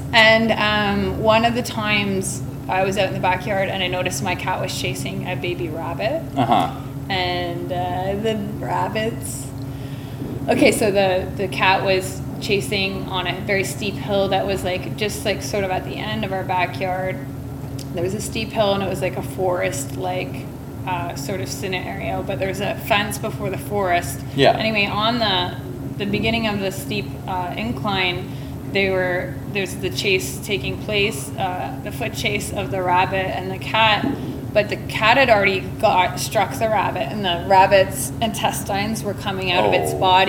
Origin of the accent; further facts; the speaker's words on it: Brantford, Ontario, Canada; also born or lived in Durham, England; I'm from Brantford, Ontario.